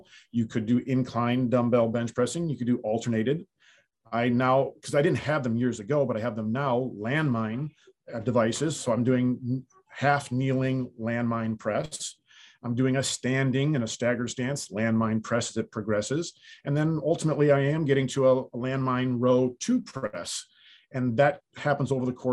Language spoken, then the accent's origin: English; the North, United States; moved away as an adult; now in the South, United States; I grew up in the North, and when I grew up there, we didn't have indoor facilities